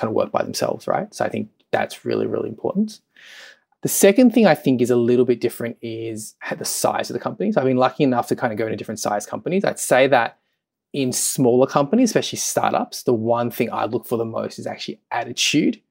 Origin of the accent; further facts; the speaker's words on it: Melbourne, Victoria, Australia; moved away as an adult; also born or lived in London; I'm from Melbourne.